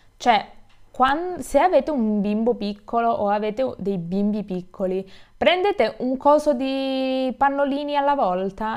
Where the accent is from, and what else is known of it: Italy